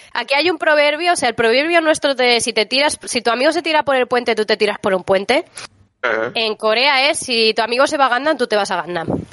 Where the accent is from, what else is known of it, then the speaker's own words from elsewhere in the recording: Valencia, Valencian Community, Spain; moved away as an adult; now in Seoul, South Korea; yo soy de Valencia, es una ciudad pequeña